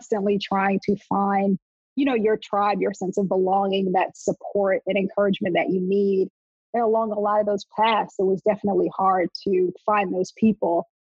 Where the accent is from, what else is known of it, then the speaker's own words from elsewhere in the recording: Montclair, New Jersey, United States; also born or lived in North Carolina; I grew up in Montclair, New Jersey